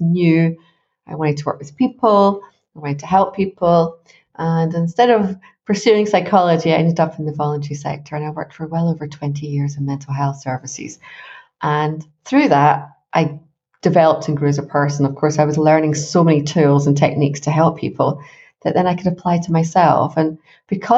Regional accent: Glasgow, Scotland, United Kingdom; I grew up in Scotland

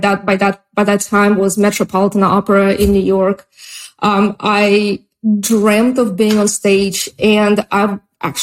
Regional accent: Russia; English is a second language; moved away as an adult; also born or lived in Oregon, United States; now in United States; I immigrated from Russia

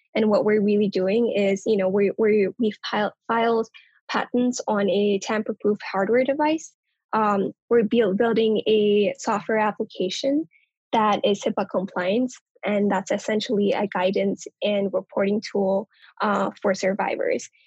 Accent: Kathmandu, Bagmati, Nepal; now in United States; I was actually born and raised in Kathmandu, Nepal, on the other side of the world

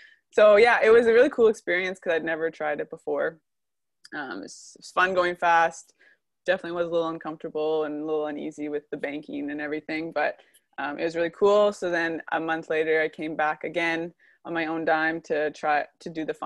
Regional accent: Edmonton, Alberta, Canada; I'm from Edmonton

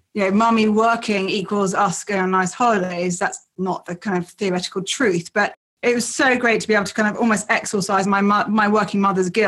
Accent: Yorkshire and the Humber, United Kingdom; I was born in Yorkshire in England

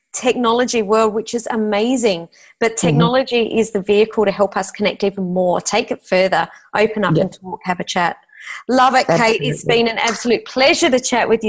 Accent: Adelaide, South Australia, Australia; moved away; I'm originally from Adelaide

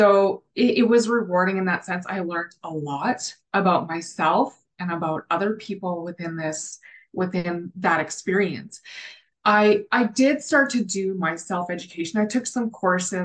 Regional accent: the Prairies, Canada; also born or lived in Calgary, Alberta; I'm the Canadian cohort on the team. And I grew up in a small town on the prairies

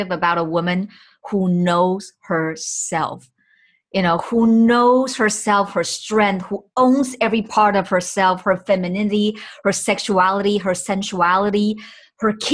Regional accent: Taiwan; me included, growing up in Taiwan

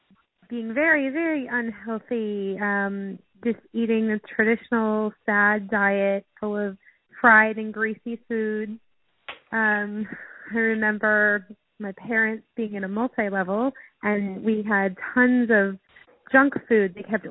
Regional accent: Cleveland, Ohio, United States; also born or lived in San Diego, California; I grew up in two places. I grew up in Cleveland, Ohio, and then we moved to San Diego, California.

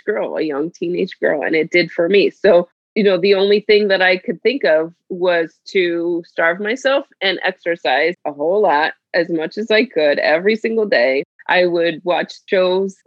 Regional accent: Miami, Florida, United States; I grew up in Miami, Florida

